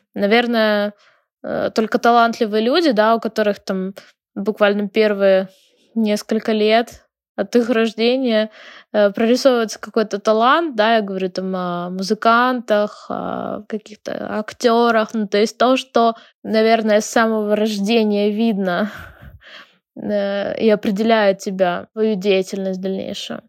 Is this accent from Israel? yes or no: no; Ukraine; also born or lived in Lviv; Я из Украины, живу в городе Львове